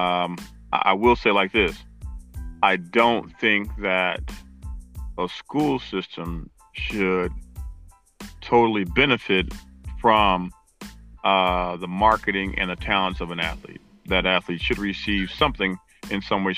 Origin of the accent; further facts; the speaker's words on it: Indianapolis, Indiana, United States; I grew up on the east side of town, 42nd Post. Went to Lawrence School System, Lawrence Central High School